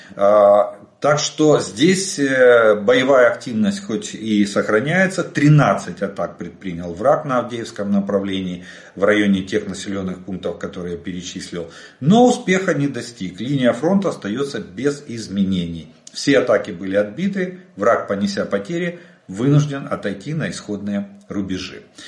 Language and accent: Russian; Ukraine; мы из Украины.